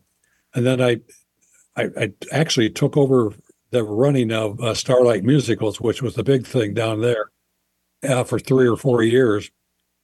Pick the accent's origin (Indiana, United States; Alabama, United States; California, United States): Indiana, United States; Fort Wayne; went to school in Fort Wayne, Indiana, where I was born